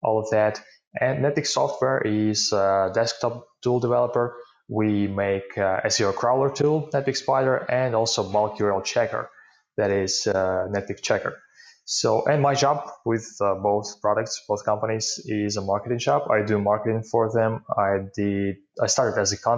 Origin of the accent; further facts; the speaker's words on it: Ukraine; English is a second language; I'm from Ukraine and live here.